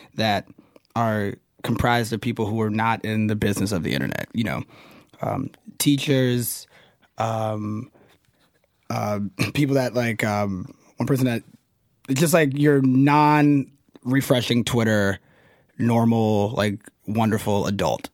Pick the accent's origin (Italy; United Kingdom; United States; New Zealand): United States; the South; I'm from the South